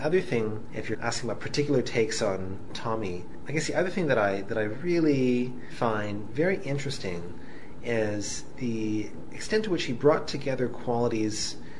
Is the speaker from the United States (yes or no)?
no; Canada; both as a Canadian and as a practicing physician